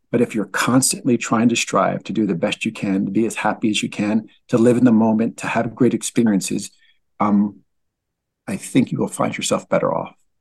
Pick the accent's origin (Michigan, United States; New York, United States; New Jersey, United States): New Jersey, United States; Linden; also born or lived in Newark, New Jersey; I'm originally from Linden, New Jersey, born in Newark, New Jersey